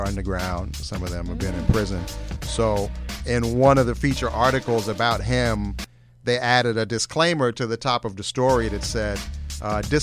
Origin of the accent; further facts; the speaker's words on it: New York City, New York, United States; I was born and raised in Manhattan